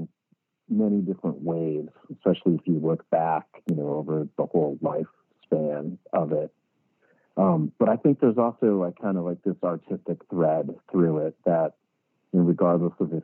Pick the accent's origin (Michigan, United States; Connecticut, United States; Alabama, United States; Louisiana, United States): Connecticut, United States; moved away; I grew up in Connecticut, like in a small town, like east of Hartford, so kind of like the middle of nowhere.